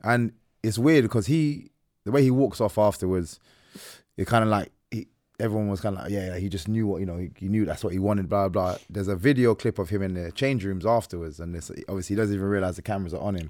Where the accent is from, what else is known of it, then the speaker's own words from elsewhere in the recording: Ireland; I'm Irish